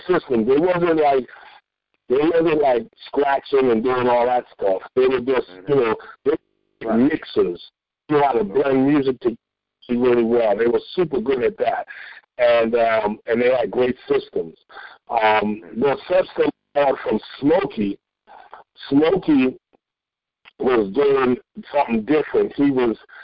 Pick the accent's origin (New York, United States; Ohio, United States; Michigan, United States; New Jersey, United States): New York, United States; New York City; I grew up in the South Bronx in some of the toughest places